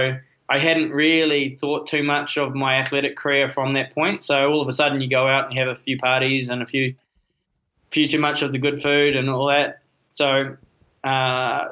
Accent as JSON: {"language": "English", "country": "New Zealand", "said": "as a Kiwi"}